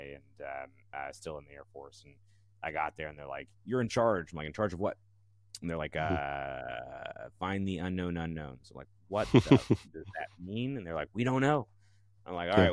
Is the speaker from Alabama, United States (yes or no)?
yes; Alabama, United States; I'm from Alabama